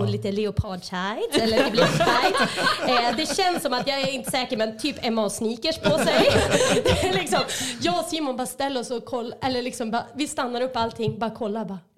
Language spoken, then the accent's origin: Swedish; Sillviken, near Stubbsand, Västernorrland County, Sweden; also born or lived in Gideå; min man, han är från Gideå och där bodde vi i många år. Eh, och jag är ju då från Sillviken ute vid Eh, stubbsand